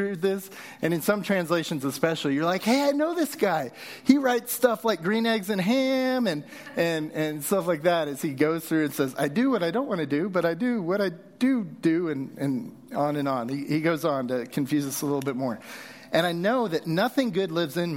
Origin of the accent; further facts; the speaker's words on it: Southern California, United States; also born or lived in Texas; now in Utah, United States; As a kid, I grew up in Southern California